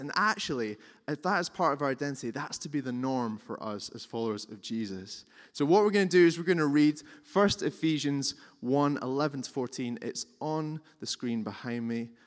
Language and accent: English; Scotland, United Kingdom; we're, we're Scottish and we're reserved